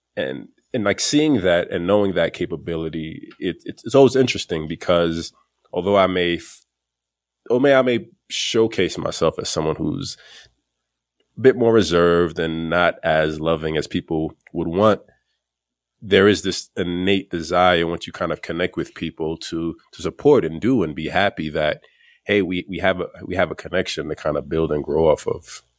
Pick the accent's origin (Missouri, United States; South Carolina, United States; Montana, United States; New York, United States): New York, United States; New York City; I grew up in Flatbush, Brooklyn, which is predominantly the West Indian